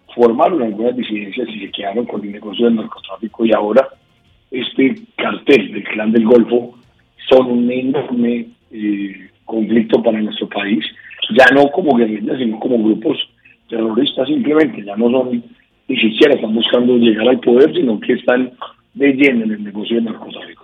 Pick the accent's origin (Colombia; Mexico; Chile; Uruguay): Colombia; los colombianos vivimos muy molestos